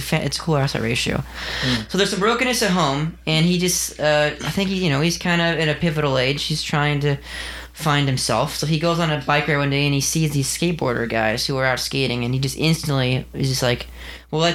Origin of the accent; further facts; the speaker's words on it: California, United States; We're all from California